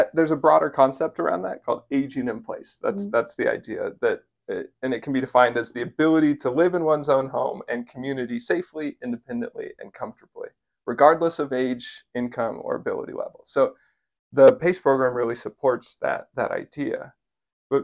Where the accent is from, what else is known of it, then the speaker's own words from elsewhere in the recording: Ness City, Kansas, United States; my hometown, Ness City